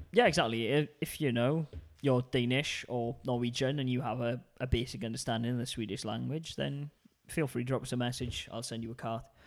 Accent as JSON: {"language": "English", "country": "United Kingdom", "said": "being British"}